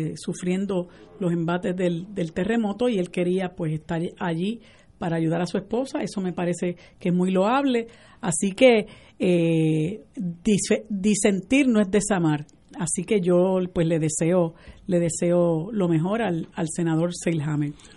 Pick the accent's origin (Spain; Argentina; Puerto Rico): Puerto Rico; nosotros somos una colonia de los Estados Unidos